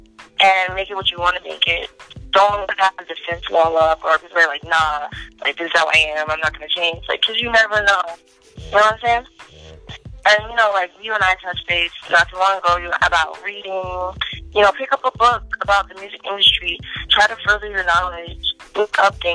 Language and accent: English; New Jersey, United States; Got to support my people, my hometown